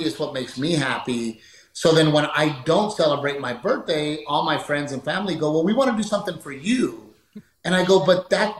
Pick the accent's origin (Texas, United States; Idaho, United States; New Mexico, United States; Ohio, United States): Texas, United States; And being a Texan, you know, I get so frustrated because Texas should have another NFL team